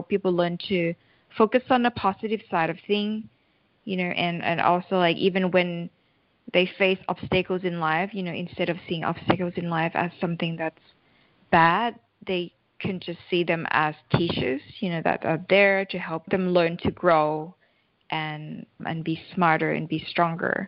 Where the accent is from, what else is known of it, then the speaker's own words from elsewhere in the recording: Thailand; I'm originally from Thailand